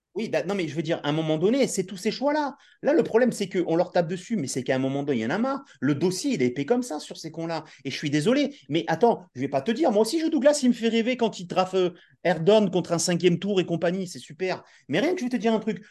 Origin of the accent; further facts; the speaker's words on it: the South, southern France, France; on est du Sud